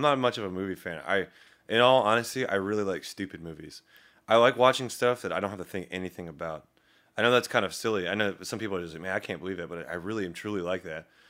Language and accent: English; Daleville, Virginia, United States; I didn't actually grow up in Roanoke. I grew up in Daleville, to town, small town, about twenty-five minutes outside of Roanoke